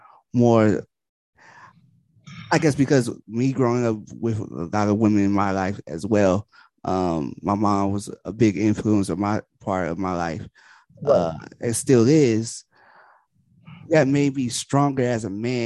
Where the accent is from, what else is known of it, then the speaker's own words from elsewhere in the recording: San Antonio, Texas, United States; I'm from San Antonio.